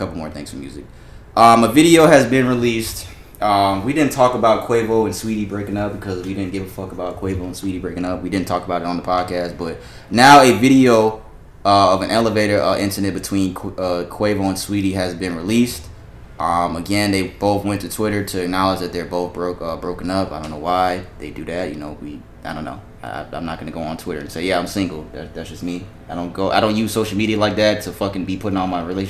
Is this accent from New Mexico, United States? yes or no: no; Florida, United States; because I'm from down south, I'm originally from Florida